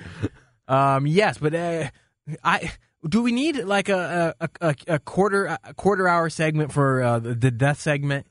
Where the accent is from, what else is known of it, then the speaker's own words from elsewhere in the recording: eastern Washington, United States; I'm from, uh, the greatest place on earth either in eastern Washington.